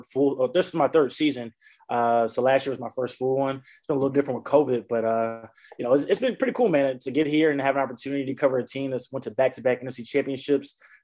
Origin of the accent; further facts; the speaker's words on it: Houston, Texas, United States; now in Wisconsin, United States; I'm from Houston